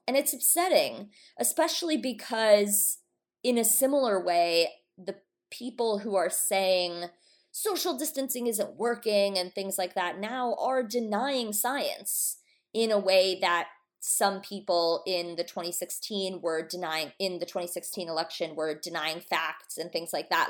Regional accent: Atlanta, Georgia, United States; now in Los Angeles, United States; we're from Atlanta.

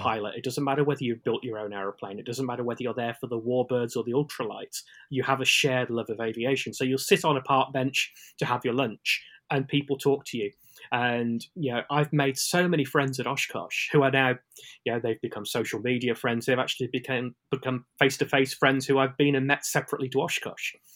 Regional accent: United Kingdom; as a Brit

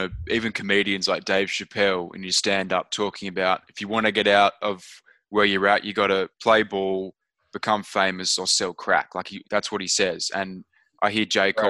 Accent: Australia

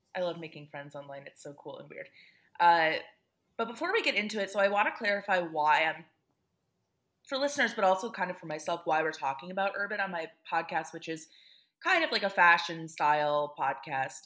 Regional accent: Great Lakes Midwest, United States; we are both Great Lakes Midwesterners.

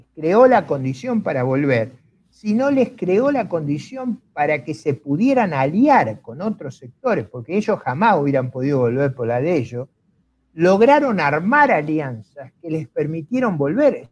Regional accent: Argentina; yo no vengo de las familias eh, ricas y fundadoras de Argentina. Mis abuelos son inmigrantes

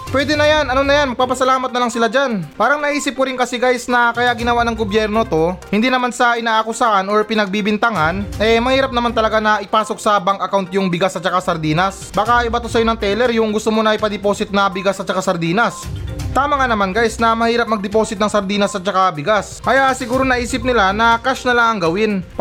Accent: Philippines; nagpapasalamat talaga ako um, bilang isang Pilipino na meron tayong pagkatao o ugali ng pagiging masaya kahit na meron tayong problema.

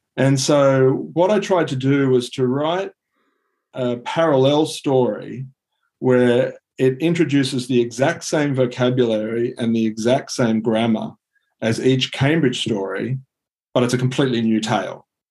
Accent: Sydney, New South Wales, Australia; also born or lived in Singapore; I grew up uh, in Sydney. Um, other than three years in Singapore, I've been in Sydney my entire life.

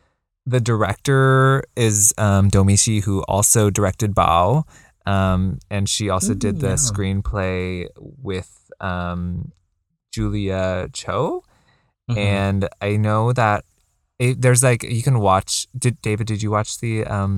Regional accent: United States; like being being Chinese, being in an immigrant family, mm-hmm. like being growing up in America helps.

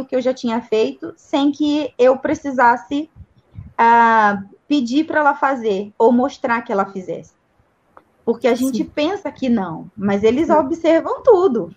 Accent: Brazil; also born or lived in Campinas; a gente é brasileiro

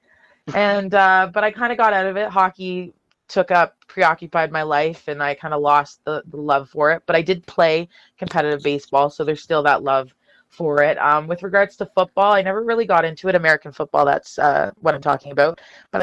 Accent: Toronto, Ontario, Canada; I grew up on Bruins, Wings, and of course Leafs hockey being in Toronto

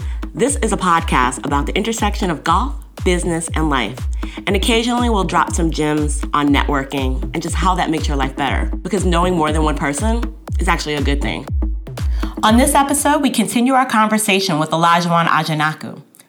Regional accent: New York, United States; I mean, I'm from New York

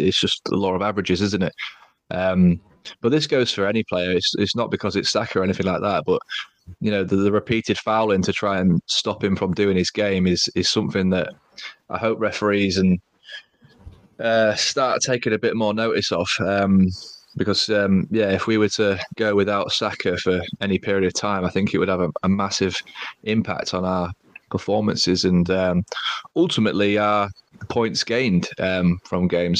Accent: Grimsby, Yorkshire and the Humber, United Kingdom; also born or lived in Lincolnshire; we're from Lincolnshire, but I was born in Grimsby

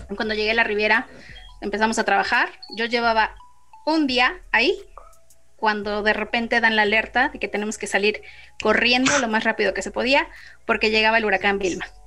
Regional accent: Mexico; yo soy de México

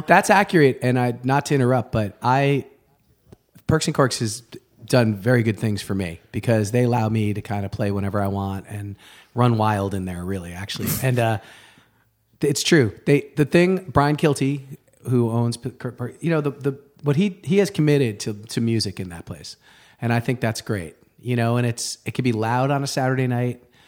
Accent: Rye, New York, United States; moved away; also born or lived in Boston; I grew up outside of New York City, um, in the suburbs, Rye, New York

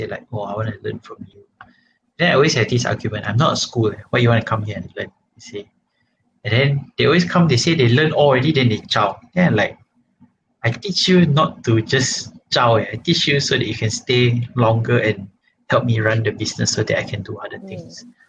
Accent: Malaysia; as a Malaysian

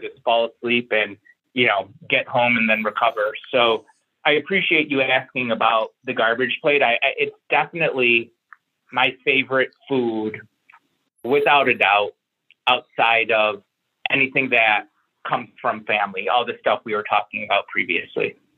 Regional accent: Syracuse, New York, United States; moved away; also born or lived in Buffalo, New York; I'm from Syracuse, New York

